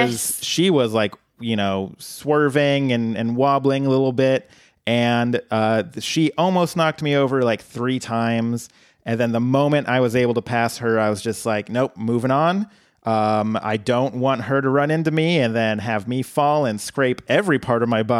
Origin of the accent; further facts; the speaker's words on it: the South, United States; now in Portland, United States; well, I'm from the South.